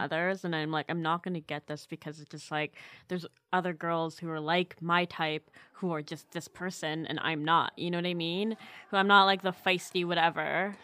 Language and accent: English; Canada; I'm Canadian